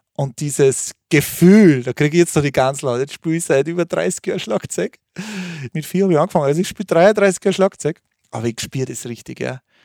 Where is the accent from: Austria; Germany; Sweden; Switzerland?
Austria; Thalgau, Salzburg; Es war bei uns zu Hause in Talgau, bei Salzburg, in der Nähe des schönen Fuschelsees. Da bin ich aufgewachsen